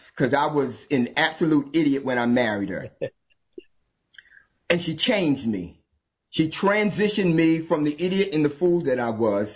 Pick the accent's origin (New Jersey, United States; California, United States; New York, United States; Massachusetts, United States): New Jersey, United States; I'm from New Jersey, born and raised.